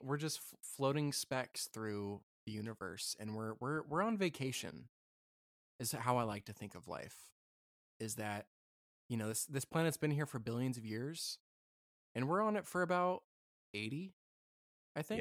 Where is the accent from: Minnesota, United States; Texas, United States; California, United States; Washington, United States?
Washington, United States; I grew up in Washington